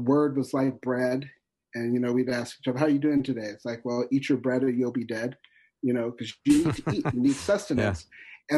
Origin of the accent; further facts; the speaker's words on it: North Dakota, United States; I'm from North Dakota